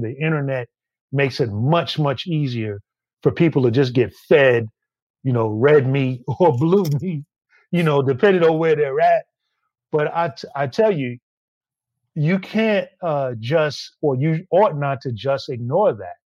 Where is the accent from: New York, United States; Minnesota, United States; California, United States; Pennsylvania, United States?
New York, United States; New York City; me being a New Yorker and growing up all my life